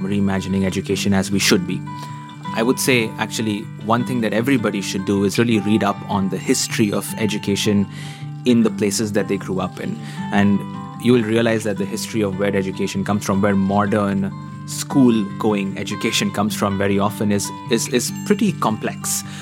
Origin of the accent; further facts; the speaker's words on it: India; also born or lived in Middle East; So I grew up in India, across multiple cities, um, in the Middle East, in multiple different countries.